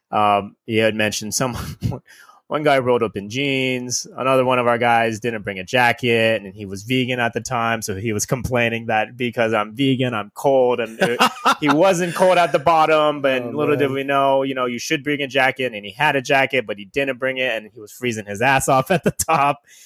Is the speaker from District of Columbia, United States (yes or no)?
no; Ontario, California, United States; I'm born and raised in Southern California